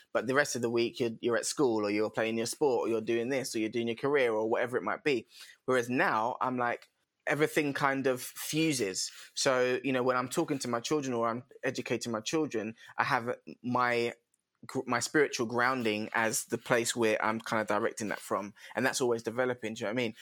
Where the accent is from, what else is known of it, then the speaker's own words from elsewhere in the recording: London, United Kingdom; also born or lived in Croydon; now in Kent, United Kingdom; I was originally based sort of Brixton Tulse Hill area.